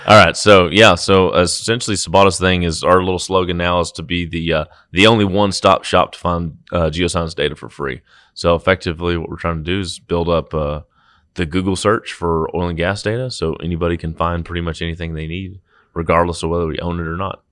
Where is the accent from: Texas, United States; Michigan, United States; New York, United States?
Texas, United States; Brock; also born or lived in Fort Worth, Texas; raised in Brock's, out about forty minutes west, a little tiny town